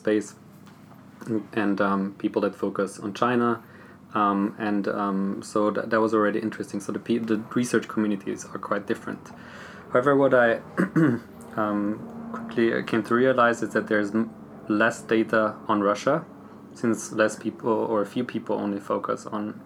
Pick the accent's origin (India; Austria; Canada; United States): Austria; southern Austria; I'm from Austria. I'm from the Slovenian ethnic group, which is a minority in the southern part of Austria